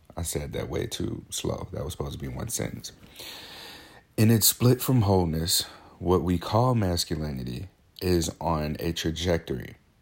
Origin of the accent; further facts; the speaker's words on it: St. Louis, Missouri, United States; now in Portland, United States; I'm, I'm from Saint Louis, Missouri. I live in Portland, Oregon now. But back home, I was friends with, um, I grew up with, played football